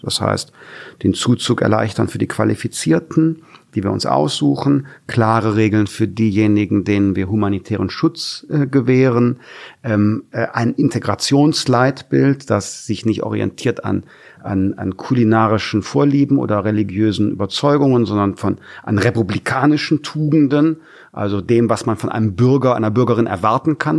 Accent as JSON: {"language": "German", "country": "Germany", "also_born_or_lived": "Wermelskirchen", "said": "wir Deutschen"}